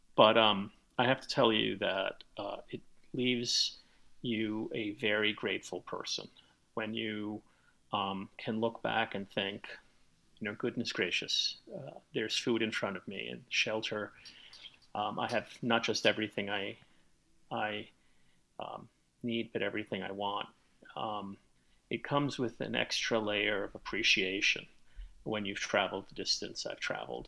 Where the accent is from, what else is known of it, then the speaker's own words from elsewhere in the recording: New York City, New York, United States; I grew up in the South Bronx back in the 1960s and 1970s